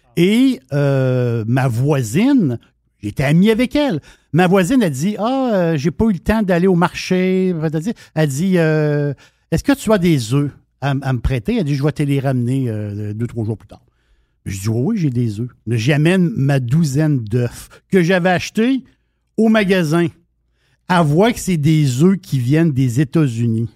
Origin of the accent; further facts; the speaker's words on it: Quebec, Canada; nous, Québécois